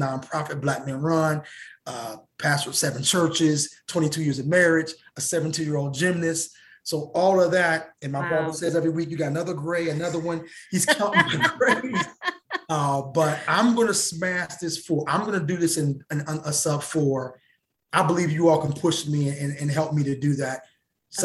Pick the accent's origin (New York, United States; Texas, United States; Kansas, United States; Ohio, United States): Ohio, United States; Cincinnati; my hometown, Cincinnati, Ohio